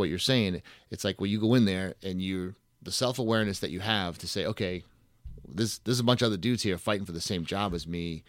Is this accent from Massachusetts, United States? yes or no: yes; Boston, Massachusetts, United States; I'm from Boston, so I grew up watching Red Sox fan all my life.